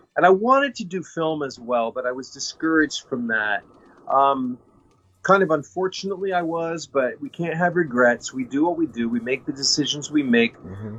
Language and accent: English; Kansas, United States; I grew up in Kansas.